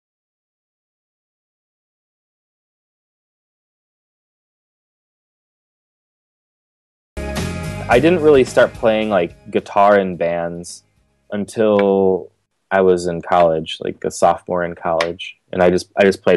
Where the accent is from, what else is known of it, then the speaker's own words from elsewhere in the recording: Glen Ellyn, Illinois, United States; I grew up in Glen Ellyn, Illinois.